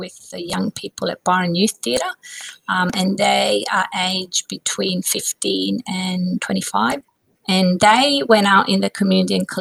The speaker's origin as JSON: {"language": "English", "town": "Positano", "region": "Campania", "country": "Italy", "tie": "born or raised there", "said": "I grew up in a very beautiful part of Italy, which you may have heard of, called Positano on the Amalfi Coast"}